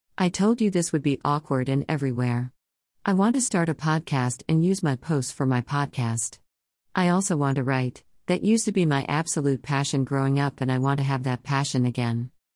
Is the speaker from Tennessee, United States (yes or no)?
no; Oklahoma, United States; moved away as an adult; now in California, United States; I lived in a small town in Oklahoma for most of my life